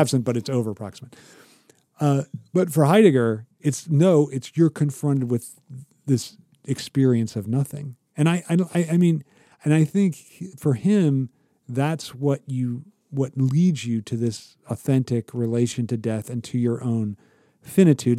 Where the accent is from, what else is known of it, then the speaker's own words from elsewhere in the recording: Ohio, United States; moved away; I'm from Ohio, but I'm not rooted there.